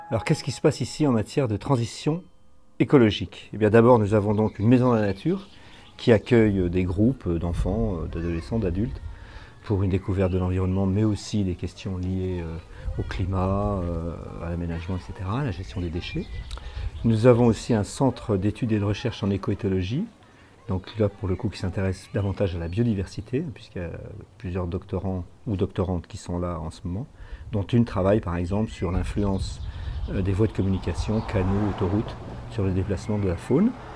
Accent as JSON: {"language": "French", "region": "north-east France", "country": "France", "tie": "born or raised there", "also_born_or_lived": "Perpignan, France / Boult-aux-Bois, Ardennes, France", "said": "je suis né à Perpignan, toute ma famille vient du sud, mais je suis arrivé dans le nord-est de la France euh, à l'âge de 6 mois et depuis je n'en ai plus bougé."}